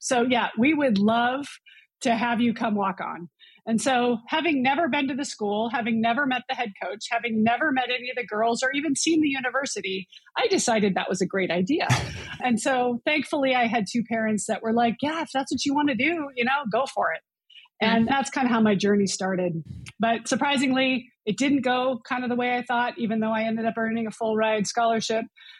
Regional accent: Montana, United States; I grew up in Montana.

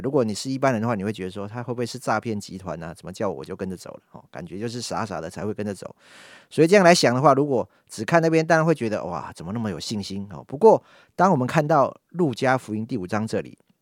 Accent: Yonghe, New Taipei, Taiwan; 从小就在永和礼拜堂长大， 好， 从主日学一路上来到学生牧区

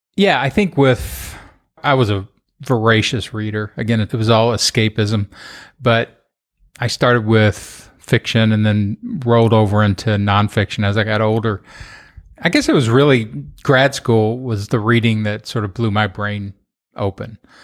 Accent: Kentucky, United States; moved away; also born or lived in Los Angeles / Austin; Kentucky, just having grown up there

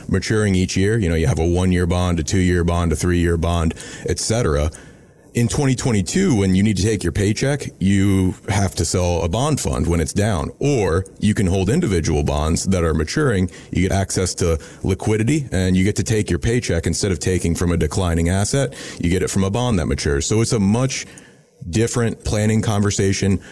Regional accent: Irmo, South Carolina, United States; So I grew up in Irmo, South Carolina

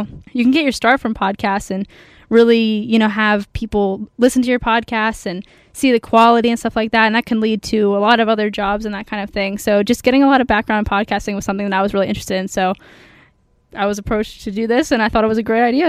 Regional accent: Dover, Pennsylvania, United States; I'm from Dover, Pennsylvania, so like the York area

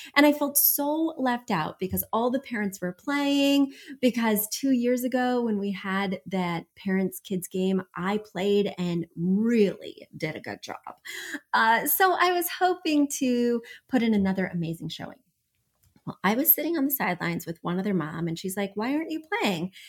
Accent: New York, United States; I'm from New York

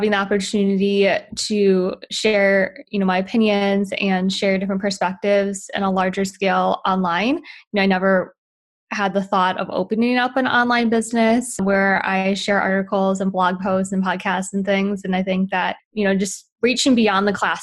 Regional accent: Wisconsin, United States; moved away as an adult; also born or lived in Utah; now in Los Angeles, United States; I grew up in Wisconsin.

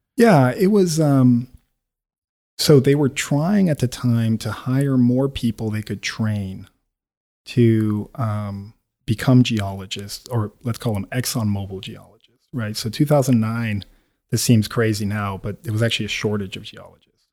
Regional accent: Quito, Pichincha, Ecuador; moved away as an adult; also born or lived in United States; I'm born and bred in Quito

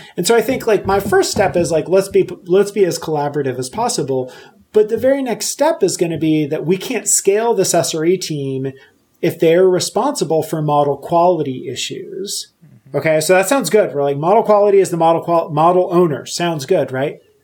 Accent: Puerto Rico; now in Pennsylvania, United States; I live in Pennsylvania. Uh, so I grew up in Puerto Rico

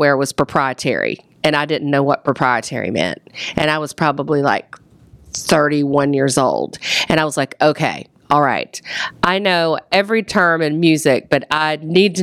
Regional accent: the South, United States; moved away as an adult; also born or lived in New York City, United States / Atlanta, United States / North Carolina, United States; I wanted to get back to the South

